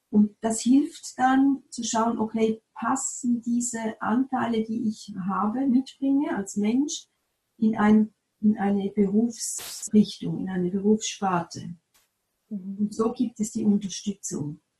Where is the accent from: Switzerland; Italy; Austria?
Switzerland; Appenzell; ich komme aus dem Appenzellerland, da gibt es oft noch Bauern